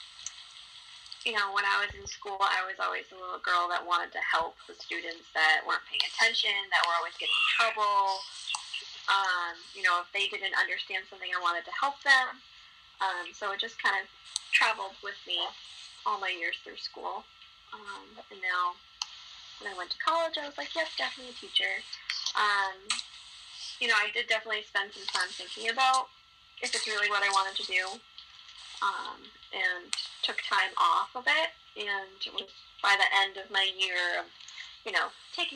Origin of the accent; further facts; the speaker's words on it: Massachusetts, United States; born and raised in Massachusetts